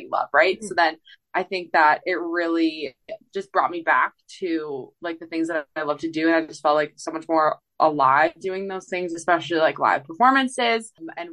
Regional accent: Canada; moved away; also born or lived in Edmonton; I got to go back and play a festival in my hometown for Canada Day

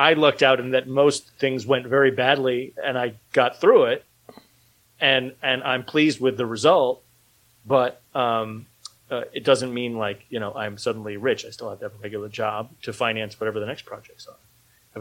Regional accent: United States; moved away as an adult; also born or lived in Philadelphia area; now in Philadelphia, United States; I'm from New York

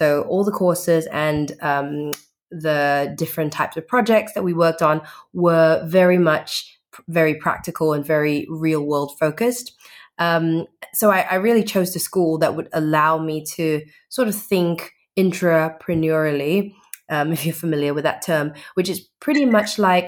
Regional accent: Perth, Western Australia, Australia; also born or lived in Singapore; I'm from Perth, Western Australia. I was actually born in Singapore, but migrated to Australia when I was 15.

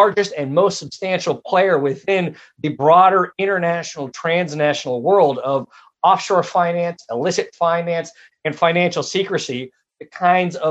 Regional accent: United States; my home country, born and raised right here in the U.S.

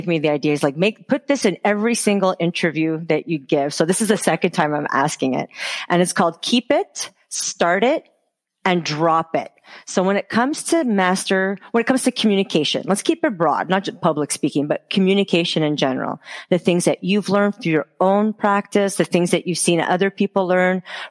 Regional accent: Montreal, Quebec, Canada; moved away; I'm from Montreal originally. My family's there

